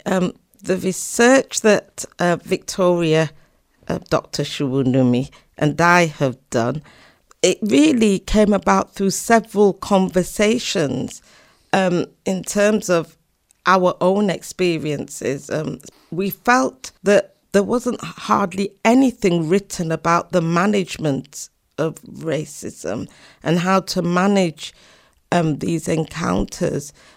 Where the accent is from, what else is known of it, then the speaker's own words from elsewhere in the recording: Leeds, Yorkshire and the Humber, United Kingdom; moved away as an adult; also born or lived in Doncaster / Oxford / London / America; I was born actually in Doncaster, South Yorkshire, but we moved to Leeds when I was seven.